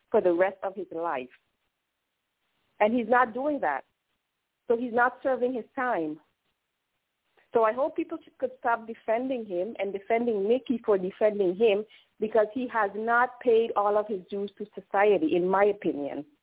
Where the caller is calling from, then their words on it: Netherlands; I'm calling from Holland. It's morning over here.